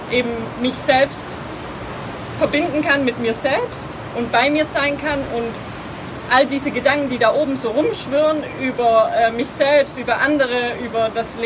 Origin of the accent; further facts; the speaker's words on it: Lenningen, Baden-Württemberg, Germany; Also, ich komme aus der Nähe von Stuttgart, äh, bin in einem kleinen Dorf aufgewachsen namens Lenningen.